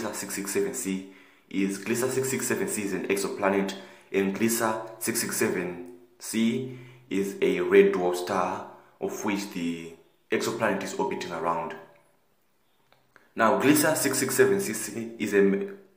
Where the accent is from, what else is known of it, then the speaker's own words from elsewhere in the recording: South Africa; I'm from South Africa and I'm 15 years old